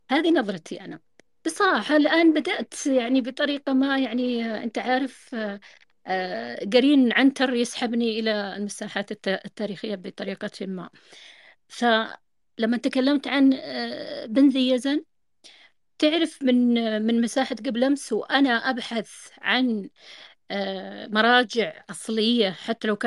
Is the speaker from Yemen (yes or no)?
yes; Yemen; أنا يمنية بس خارجة بر يعني عايشة طوال عمري يعني برا مولودة برا